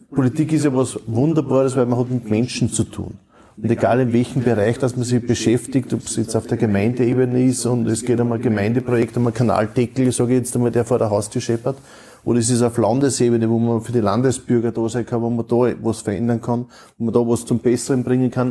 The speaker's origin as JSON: {"language": "German", "country": "Austria", "said": "bei uns in Österreich"}